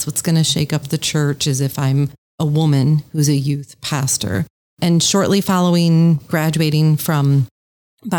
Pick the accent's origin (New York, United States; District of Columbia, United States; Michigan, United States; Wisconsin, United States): Michigan, United States; now in Boston, United States; I grew up in Michigan. I grew up in a very rural community with one stoplight.